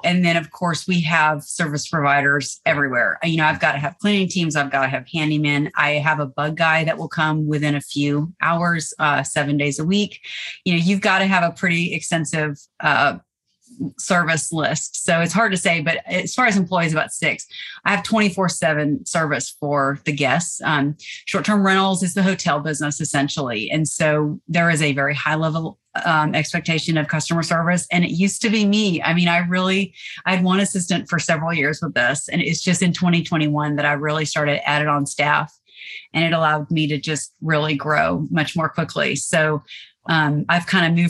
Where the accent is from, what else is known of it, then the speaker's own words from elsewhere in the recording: Nashville, Tennessee, United States; now in Savannah, United States; I'm originally from Nashville, Tennessee. And I've been in Savannah about 20 years. I've lived all over the world, but I belong in the South.